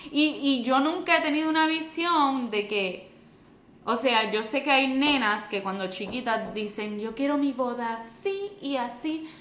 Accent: Puerto Rico; yo no soy de Estados Unidos, yo soy de Puerto Rico

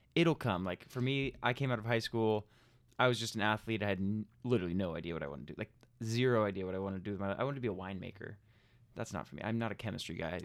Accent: California, United States; I'm California

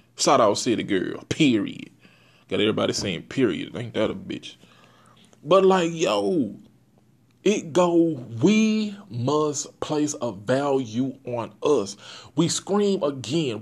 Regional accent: Port Arthur, Texas, United States; I'm from Port Arthur, Texas

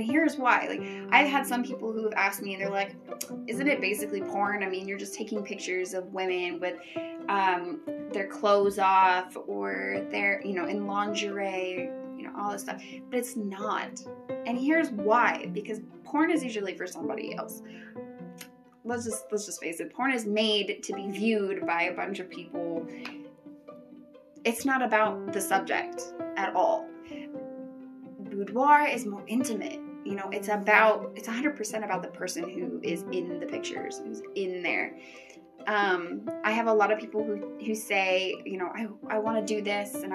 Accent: Coeur d'Alene, Idaho, United States; moved away as an adult; now in Mountain Home, United States; I am from the Coeur d'Alene area up in northern Idaho.

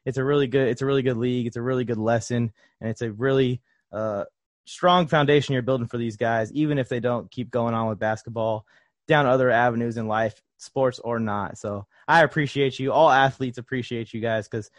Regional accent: Los Angeles, California, United States; Kobe Bryant was kind of like one of my childhood heroes growing up. I'm from Los Angeles

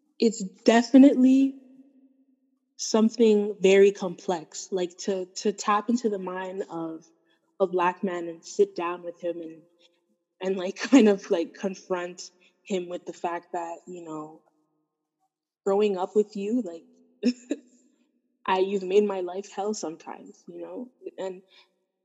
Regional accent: Canada; I am first-generation Canadian. So as much as I have my Sudanese identity and background, I also have to acknowledge my Canadian identity and background, because I grew up here, I've spent most of my life here

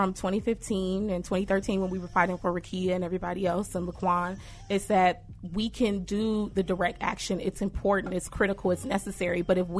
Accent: Chicago, Illinois, United States; I was born in Austin, raised in Austin.

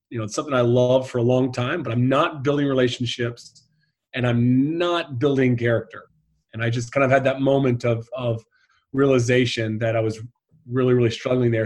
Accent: United States; moved away as an adult; also born or lived in Ireland; being an American over there was quite popular

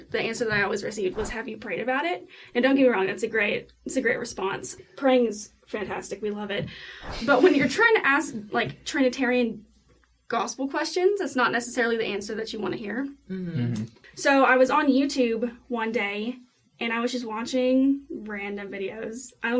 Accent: Knoxville, Tennessee, United States; I grew up in the Bible Belt, so I grew up in Knoxville, Tennessee. It's a very strong Baptist household.

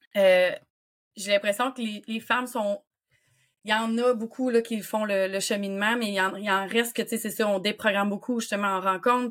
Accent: Quebec City, Quebec, Canada; je viens de Québec

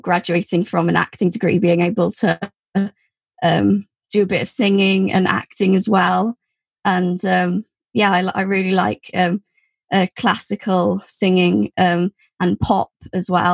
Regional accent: Wales, United Kingdom; I went to a Welsh primary school and a secondary school, and was also brought up using Welsh

